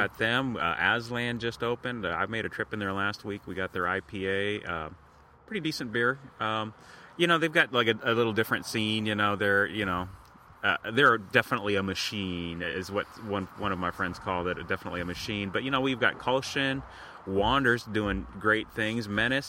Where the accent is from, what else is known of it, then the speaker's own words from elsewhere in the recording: Whatcom County, Washington, United States; we're from up in Whatcom County.